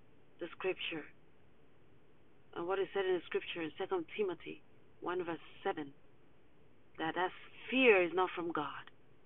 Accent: Zimbabwe; now in United States; I'm originally from Zimbabwe, which is on the southern part of Africa.

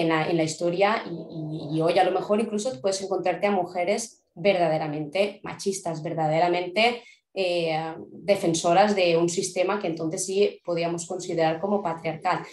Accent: Spain; aquí en España vivimos

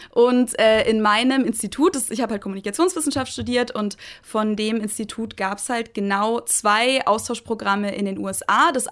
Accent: Munich, Bavaria, Germany; ich komme aus München, ich habe in München studiert an der LMU

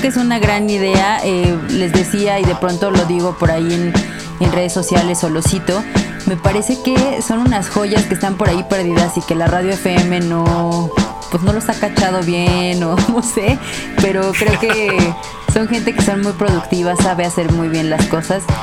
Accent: Puebla, Mexico; moved away as an adult; now in Mexico City, Mexico; Yo soy de Puebla, pero empecé a trabajar aquí en una editorial

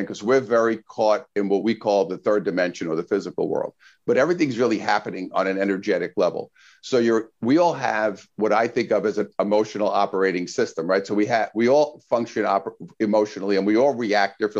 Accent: New York City, New York, United States; moved away as an adult; now in Southern California, United States; I'm from Brooklyn originally as a kid, grew up there

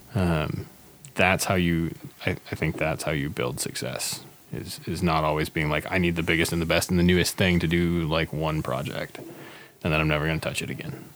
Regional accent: Northfield, Minnesota, United States; my hometown opened like three breweries in the last eight months

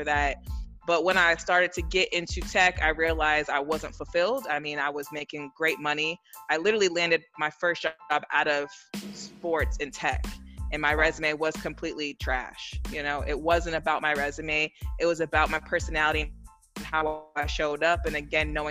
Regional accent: East Palo Alto, California, United States; moved away as an adult; now in Atlanta, United States; I'm born and raised in the Bay Area, California

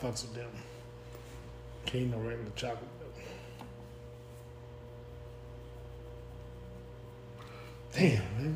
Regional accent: Florence, Alabama, United States; moved away; I was finna get to talking like I was back home.

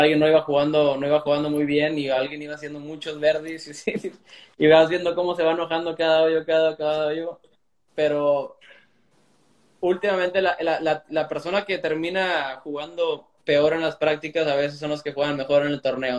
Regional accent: Reynosa, Tamaulipas, Mexico; allá en Reynosa, donde crecí

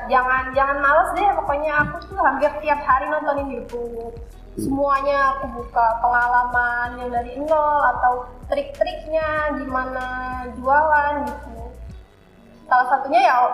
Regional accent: Wonosobo, Central Java, Indonesia; Asal saya Wonosobo, Jawa Tengah.

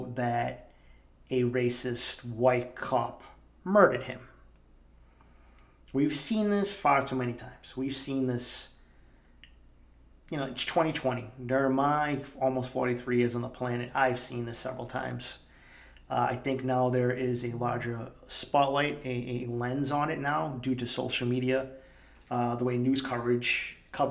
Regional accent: Boston, Massachusetts, United States; growing up in East Boston

